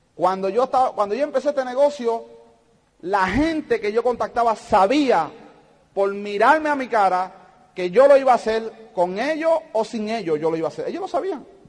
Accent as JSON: {"language": "Spanish", "country": "Puerto Rico", "said": "yo soy de Puerto Rico"}